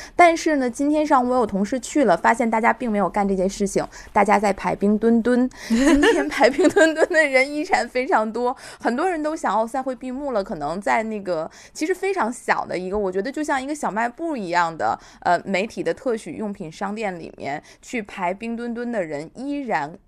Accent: Tianjin, China; accent: Tianjin dialect; 用我们天津话说

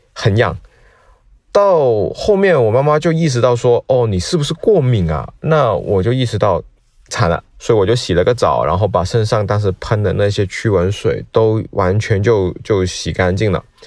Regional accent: Guangdong, China; now in Shanghai, China; 我是一名广东人，那现在居住在上海

